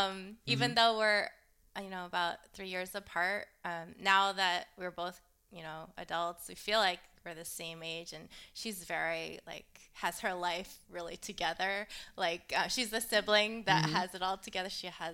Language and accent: English; Westborough, Massachusetts, United States; also born or lived in Framingham / Southborough / Boston; I was born in Framingham, and my family lived in Southborough, Massachusetts, and mm-hmm. then I moved to the town next to it, Westborough. That's where I was brought up, outside of Boston.